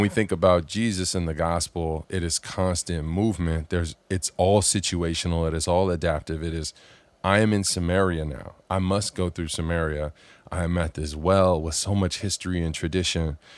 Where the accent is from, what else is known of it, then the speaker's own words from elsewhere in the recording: Southern California, United States; I grew up here in Southern California